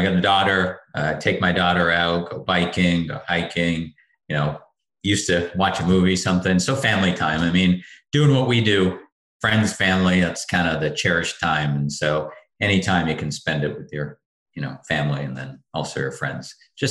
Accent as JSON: {"language": "English", "country": "Canada", "tie": "born there", "said": "Hey, look, since I was born in Canada, I'm happy for everybody when they win the cup."}